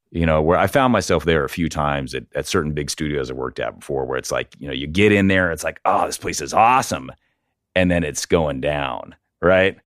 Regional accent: Portland, Oregon, United States; also born or lived in California; I'm from Portland, right? I, you know, I grew up here in Portland

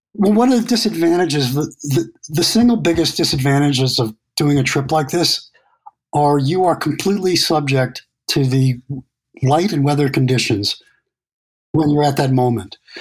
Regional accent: New York City, New York, United States; I'm from New York City and in the in the 70s and 80s, it was like you would get mugged on your way to the drugstore.

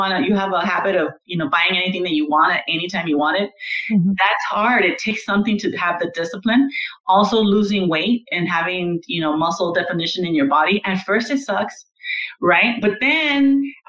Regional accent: Los Angeles, California, United States; I grew up in downtown Los Angeles. I was born at General Hospital

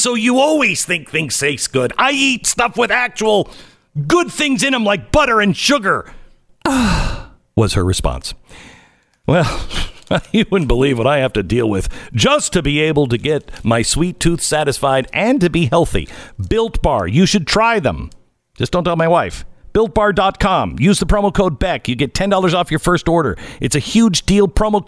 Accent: Seattle, Washington, United States; I grew up in Seattle, so I didn't know about Juneteenth.

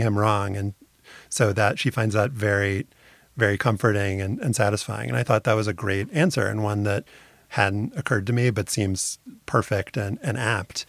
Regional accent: New Orleans, Louisiana, United States; I had a great community in my hometown of New Orleans

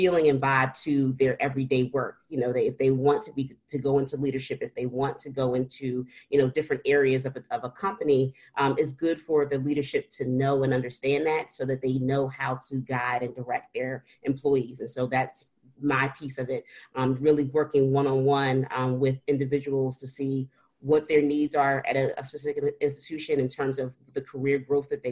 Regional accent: Philadelphia, Pennsylvania, United States; I'm a Philadelphian. I was born and raised in Philadelphia.

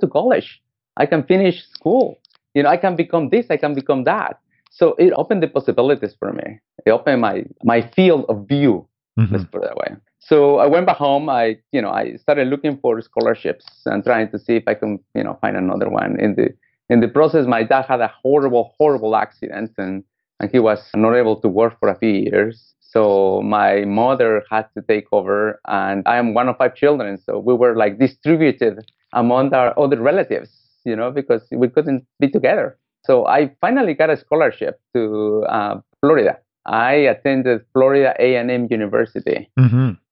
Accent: Guatemala; English is a second language; moved away as an adult; also born or lived in United States; I was born in Guatemala, Central America

